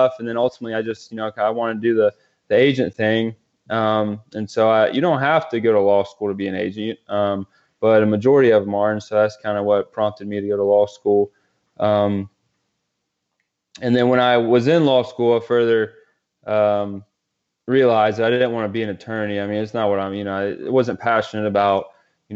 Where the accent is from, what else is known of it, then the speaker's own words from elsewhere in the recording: Greenville, South Carolina, United States; I grew up in Greenville, South Carolina, upstate